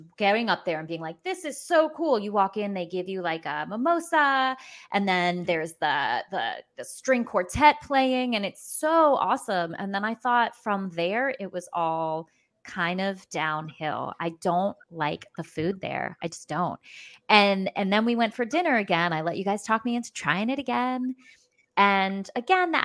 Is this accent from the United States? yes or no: yes; New York City, New York, United States; I grew up in Brooklyn